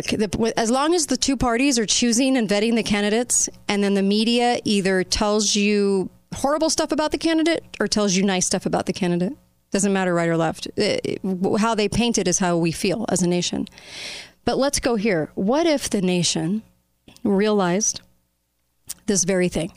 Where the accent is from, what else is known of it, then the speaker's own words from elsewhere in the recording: United States; as an American populace